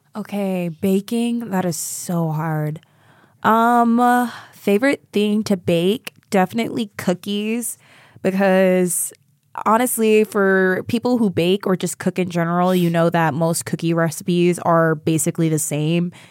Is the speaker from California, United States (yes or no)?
yes; Sacramento, California, United States; moved away; my hometown of Sacramento